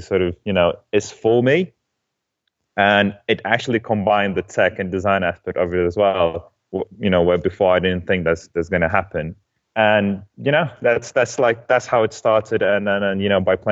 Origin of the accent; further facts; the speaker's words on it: Lithuania; moved away as an adult; also born or lived in Denmark; I'm originally from Lithuania